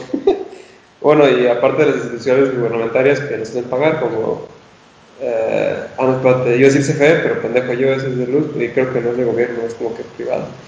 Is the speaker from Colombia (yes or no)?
no; northern Mexico, Mexico; tú y yo somos norteños